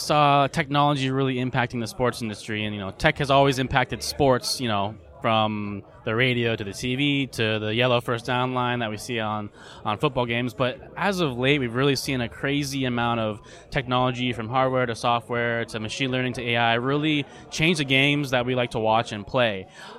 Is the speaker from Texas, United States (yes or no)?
no; Portland, Oregon, United States; So I grew up in Portland, go Blazers, but I went to the University of Washington for college, go Huskies